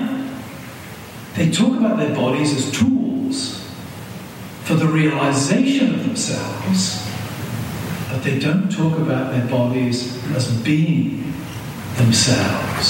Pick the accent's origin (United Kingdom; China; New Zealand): United Kingdom; moved away as an adult; now in United States; a word that we did not have the equivalent of in Britain